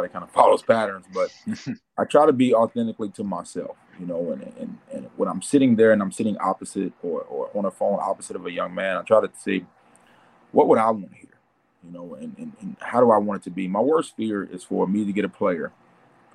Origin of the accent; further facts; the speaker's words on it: Chicago, Illinois, United States; moved away; also born or lived in Memphis / Charlotte; I come from Chicago